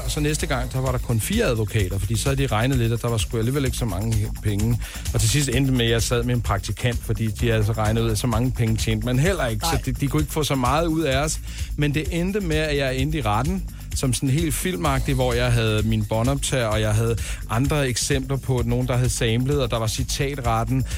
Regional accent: Denmark; vi danskere

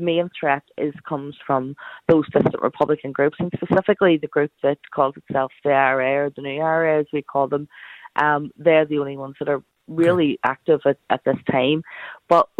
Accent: Belfast, Northern Ireland, United Kingdom; I came from West Belfast, a place I grew up surrounded in violence

